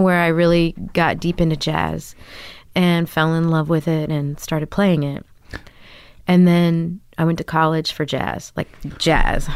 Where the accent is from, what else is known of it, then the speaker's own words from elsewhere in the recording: Grapevine, Texas, United States; moved away as an adult; also born or lived in New York City; now in Brooklyn, United States; I grew up in Da, uh, outside of Dallas, Texas, in Grapevine, Texas.